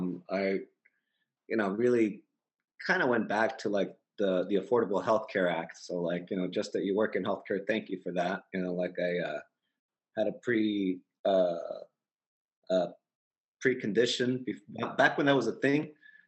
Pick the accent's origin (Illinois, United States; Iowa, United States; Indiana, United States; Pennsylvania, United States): Illinois, United States; Chicago; also born or lived in Monterrey, Mexico; I was born in Monterrey, Mexico. I came to Chicago when I was like 2 years old. Grew up in the neighborhood of Little Village, which is a bit southwest-ish, a bit central to the city.